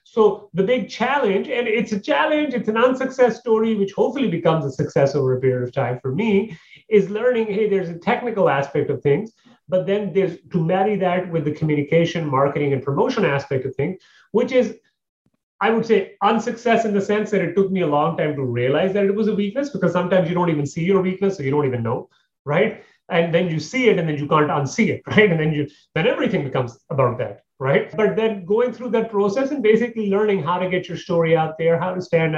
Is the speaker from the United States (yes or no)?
no; Canada; moved away; I moved from Canada, six, 7 years ago. The reason was because I'd met a girl, we got married, blah, blah, blah, blah, blah. And from there on, I basically, you know, I moved down here.